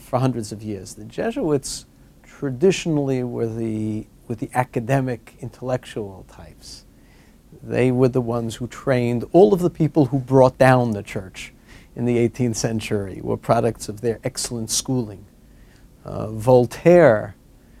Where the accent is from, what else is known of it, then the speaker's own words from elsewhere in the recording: New York City, New York, United States; I grew up in Manhattan